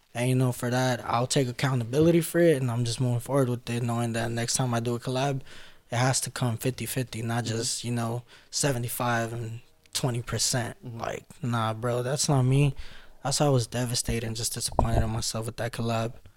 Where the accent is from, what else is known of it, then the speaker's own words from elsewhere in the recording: Los Angeles, California, United States; that's where I grew up at in South Central in LA.